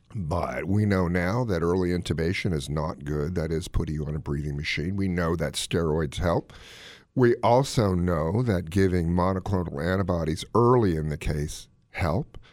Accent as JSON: {"language": "English", "town": "Gaithersburg", "region": "Maryland", "country": "United States", "tie": "born or raised there", "said": "my hometown of Gaithersburg, Maryland"}